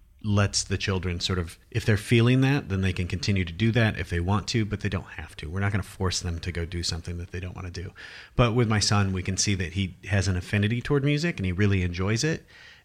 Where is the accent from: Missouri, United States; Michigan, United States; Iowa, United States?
Iowa, United States; I'm from Iowa, and I had this idea or perceived notion of what art was